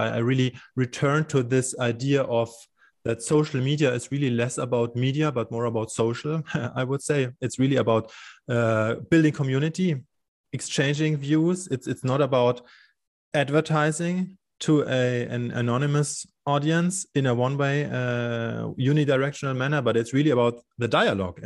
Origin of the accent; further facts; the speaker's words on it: Munich, Bavaria, Germany; here in Munich, in my hometown